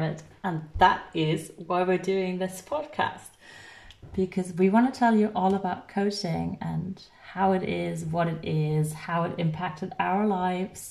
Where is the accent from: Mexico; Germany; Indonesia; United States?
Germany; I am from Germany and I am an engineer